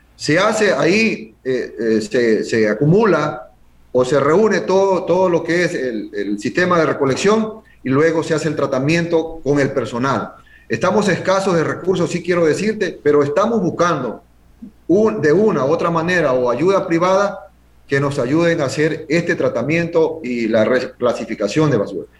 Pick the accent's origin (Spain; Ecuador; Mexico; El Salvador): Ecuador; San Cristóbal, Galápagos; quiero a mi tierra, quiero a mi pueblo